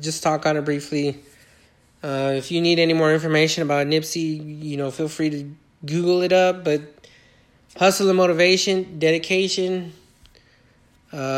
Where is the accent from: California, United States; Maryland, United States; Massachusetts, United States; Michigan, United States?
California, United States; Inland Empire; also born or lived in Iowa; here where I'm located at my hometown in California, in the Inland Empire